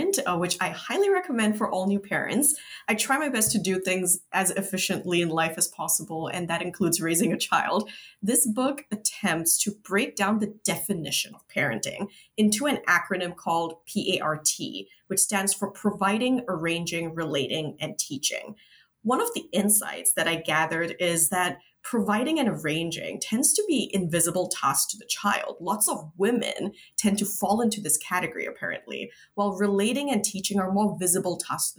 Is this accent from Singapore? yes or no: yes; Singapore; now in United States; as a Singaporean living in the US